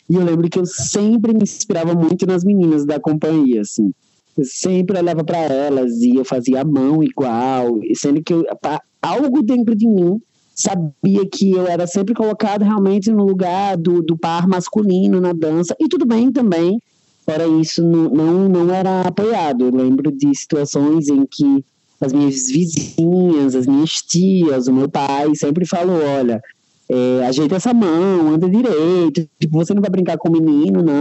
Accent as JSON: {"language": "Portuguese", "town": "Natal", "region": "Rio Grande do Norte", "country": "Brazil", "said": "que tenho 24 anos e sou artista. Eu sou de Natal, Rio Grande do Norte."}